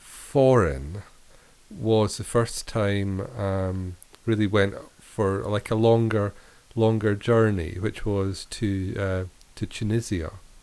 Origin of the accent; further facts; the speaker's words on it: Scotland, United Kingdom; Look, we're Scottish.